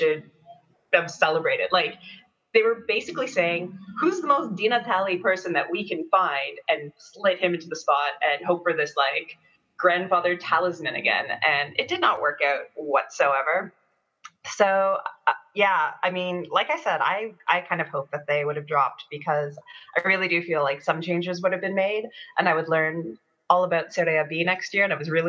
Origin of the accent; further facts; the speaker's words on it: Toronto, Ontario, Canada; accent: Canadian, Toronto; it's my Canadian accent.